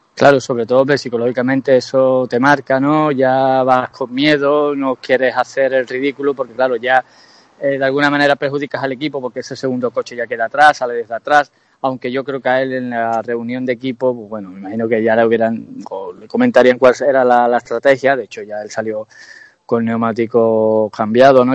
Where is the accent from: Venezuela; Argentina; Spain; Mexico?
Spain; Jerez de la Frontera, Andalusia; yo soy jerezano, estoy aquí en mi tierra